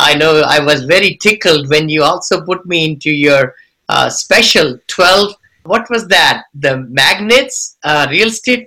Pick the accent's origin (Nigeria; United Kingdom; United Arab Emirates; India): India; moved away as an adult; now in United States; I came from India